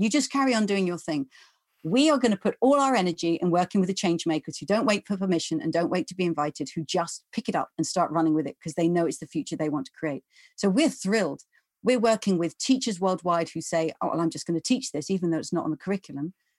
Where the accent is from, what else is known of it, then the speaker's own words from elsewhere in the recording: England, United Kingdom; I'm English or I'm from the UK